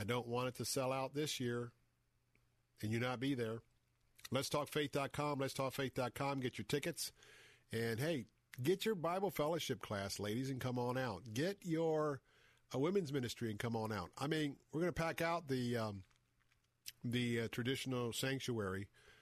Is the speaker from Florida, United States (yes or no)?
yes; Tampa, Florida, United States; a guy that has grown up here, born and raised in Tampa